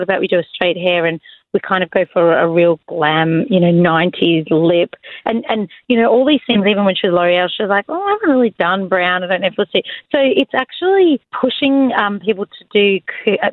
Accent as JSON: {"language": "English", "town": "Melbourne", "region": "Victoria", "country": "Australia", "also_born_or_lived": "London", "said": "I'm from Melbourne"}